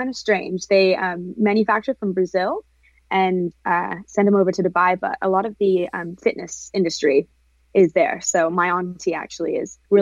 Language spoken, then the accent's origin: English; England, United Kingdom; also born or lived in Hollywood; now in Orange County, United States; I'm from England originally